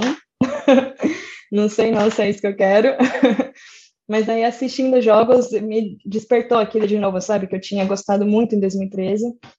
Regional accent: São Paulo, Brazil; eu sou de São Paulo, mas toda a minha família é de Socorro

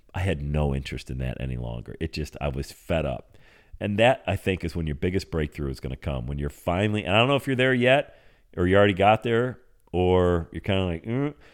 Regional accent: Bradford, Pennsylvania, United States; moved away; that's where I grew up, uh, born and raised in Bradford, P

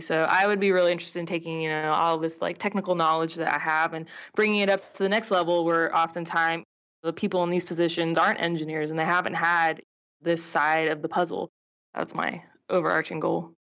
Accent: Southern California, United States; I grew up in Southern California

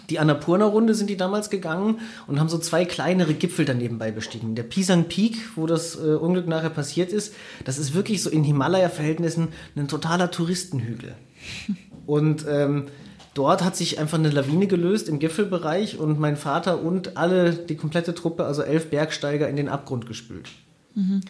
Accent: Siegen, North Rhine-Westphalia, Germany; also born or lived in Bayrischzell, Bavaria; sind wir eigentlich erst zurückgezogen nach Siegen, als ich in die Schule gekommen bin.

